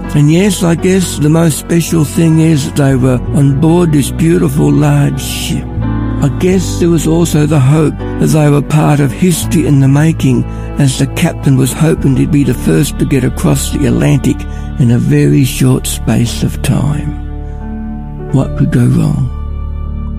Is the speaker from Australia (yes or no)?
yes; Ballarat, Victoria, Australia; I'm from Ballarat